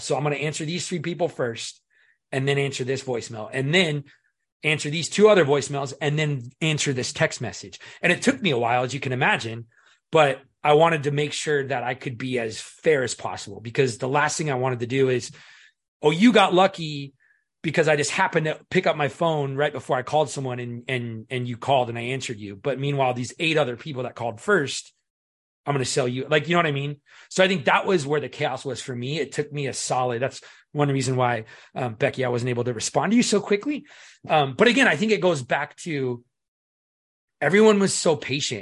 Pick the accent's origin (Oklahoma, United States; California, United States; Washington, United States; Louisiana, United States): Washington, United States; Seattle; I was born and raised in Seattle